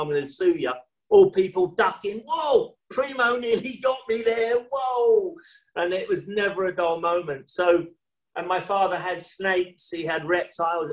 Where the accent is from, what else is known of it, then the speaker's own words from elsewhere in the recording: London, United Kingdom; here we are growing up in London, in the rough part of London.